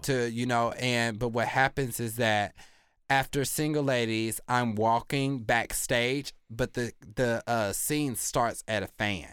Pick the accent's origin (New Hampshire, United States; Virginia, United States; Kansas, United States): Kansas, United States; I grew up in Kansas